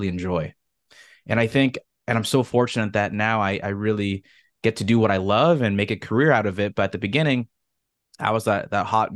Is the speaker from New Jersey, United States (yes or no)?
no; Southern California, United States; I grew up here in Southern California